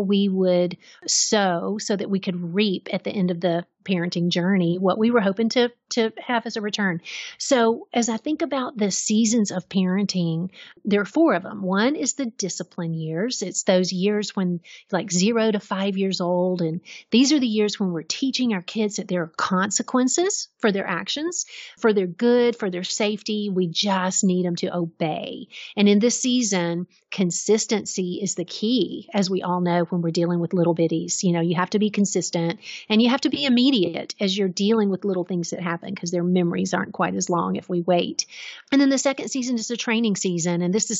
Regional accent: Georgia, United States; So I grew up in Middle Georgia and my grandfather was a farmer.

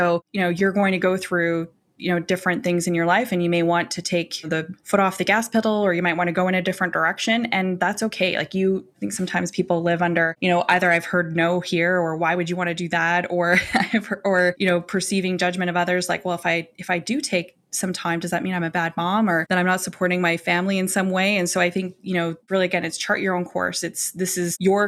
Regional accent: Alberta, Canada; also born or lived in Calgary; now in Toronto, Canada; I live in Toronto, but I'm from Alberta.

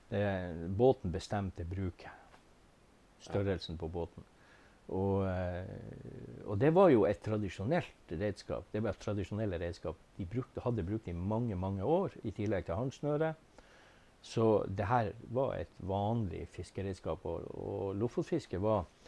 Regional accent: Beisfjord, Nordland, Norway; also born or lived in Tysfjord; now in Ballangen, Norway; Født og oppvokst i Beisfjorden

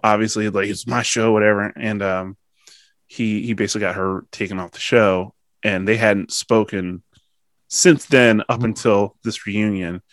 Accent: Pennsylvania, United States; Pennsylvanian first

